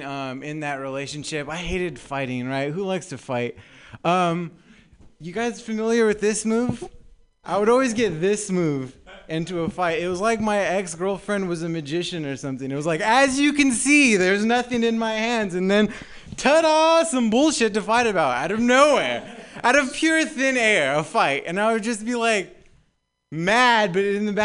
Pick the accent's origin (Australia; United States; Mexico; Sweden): United States; Southern California; moved away as an adult; now in San Francisco, United States; I'm actually new up here to San Francisco. I'm from Southern California. That's why my voice sounds like